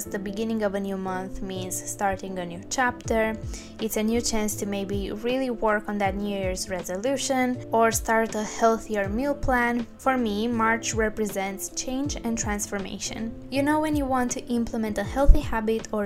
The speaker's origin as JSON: {"language": "English", "region": "Bucharest", "country": "Romania", "tie": "born or raised there", "moved": "yes", "lives_now": "United Kingdom", "said": "I was born in Bucharest, Romania"}